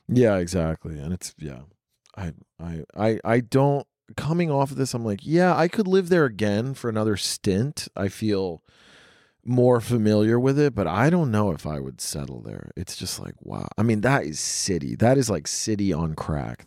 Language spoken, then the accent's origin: English; rural Tennessee, United States; moved away; also born or lived in New York City / Los Angeles; I grew up in super, super rural Tennessee